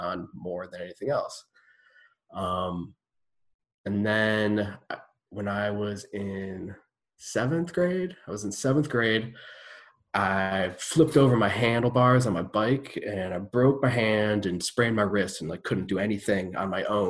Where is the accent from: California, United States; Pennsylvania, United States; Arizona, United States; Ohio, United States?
Ohio, United States; Cleveland; I grew up in Cleveland. I was like, okay, we're in Cleveland, which is in Ohio